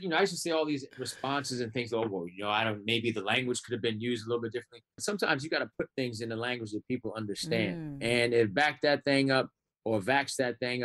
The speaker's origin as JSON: {"language": "English", "town": "New York City", "region": "New York", "country": "United States", "tie": "born or raised there", "also_born_or_lived": "Atlanta / Buffalo / Chicago", "said": "I grew up in Brooklyn"}